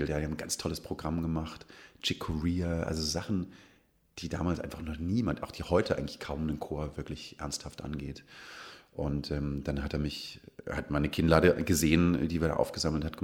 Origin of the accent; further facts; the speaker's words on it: Kirchzarten, Baden-Württemberg, Germany; Ich komme ja aus Kirchzarten, sehr nah an Freiburg. Ich würde niemals sagen, es ist ein Vorort, aber es ist auf jeden Fall im Einzugsbereich.